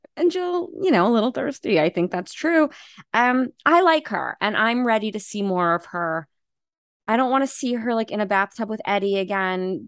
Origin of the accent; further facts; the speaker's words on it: Long Island, New York, United States; I'm from New York, from Long Island.